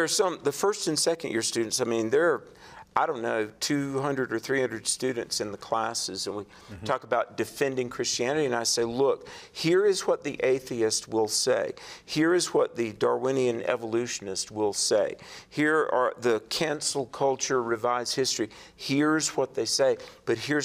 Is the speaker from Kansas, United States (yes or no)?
no; North Carolina, United States; I preached at a church near Raleigh, North Carolina, my home state